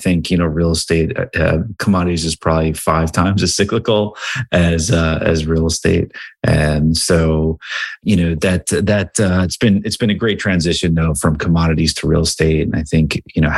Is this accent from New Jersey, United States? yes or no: yes; Cranbury, New Jersey, United States; So I grew up in a small town called Cranberry, New Jersey, which is right outside of Princeton, New Jersey.